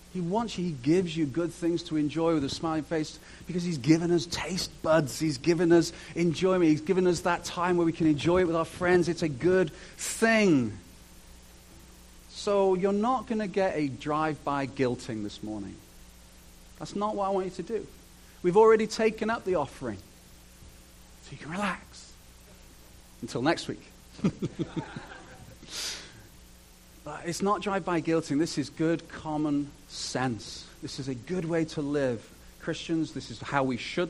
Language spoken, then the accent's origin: English; United Kingdom; moved away; I'm British